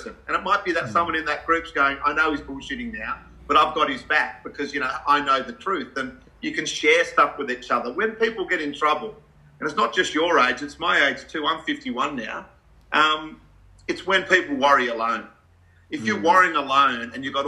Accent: Australia; being an Aussie bloke.

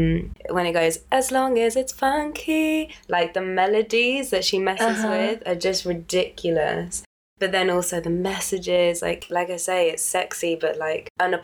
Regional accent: Birmingham, West Midlands, United Kingdom; I'm from Birmingham, big up hometown.

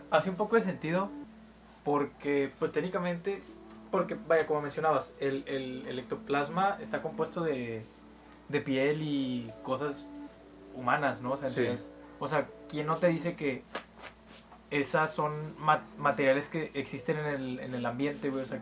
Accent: Mexico; somos mexicanos, pero, pero no, no vivimos tanto el deporte como otras personas.

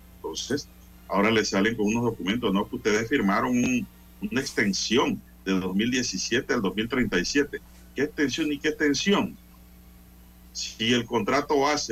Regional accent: Panama; como panameño

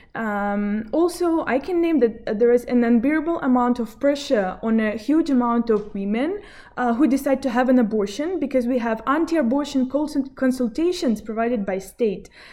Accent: Belarus; Originally, I'm from Belarus.

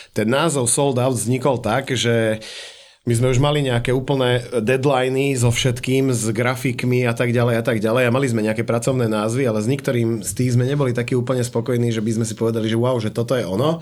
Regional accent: Šaľa, Nitra Region, Slovakia; now in Brno, Czechia; u nás doma v Šali

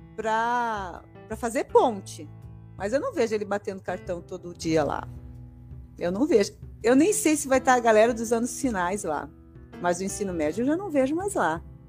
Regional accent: Rio Grande do Sul, Brazil; moved away; eu sou do Rio Grande do Sul

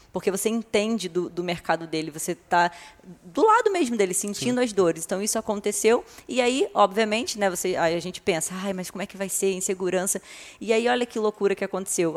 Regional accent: Rio de Janeiro, Brazil; moved away as an adult; also born or lived in Arraial do Cabo / Cabo Frio; now in São Paulo, Brazil; eu sou do Rio de Janeiro, né, morava aqui na região dos Lagos, em Arraial do Cabo

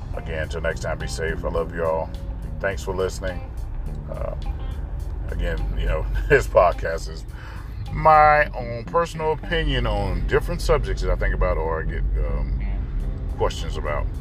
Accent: North Carolina, United States; I grew up in North Carolina

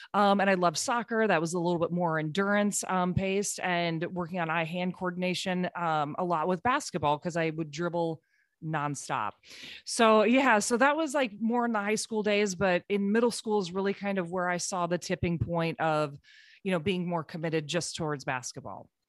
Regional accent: Cedar Rapids, Iowa, United States; moved away; I'm from Cedar Rapids, Iowa originally. My parents still live there

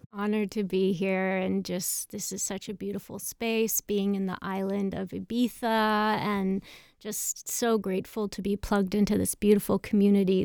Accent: Carnation, Washington, United States; I grew up in Carnation, Washington, which is a very small farm town outside of, uh, Seattle, Washington.

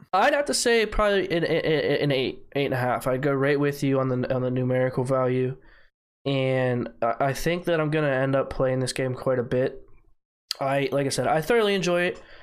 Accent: United States; I'm American

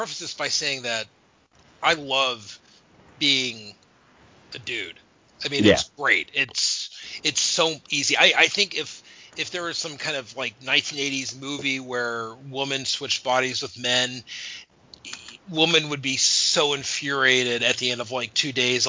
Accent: Arizona, United States; moved away; I grew up in Arizona

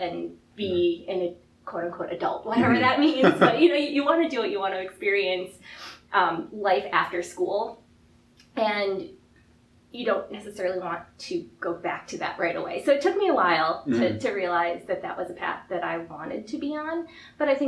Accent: Buffalo, New York, United States; we're from Buffalo

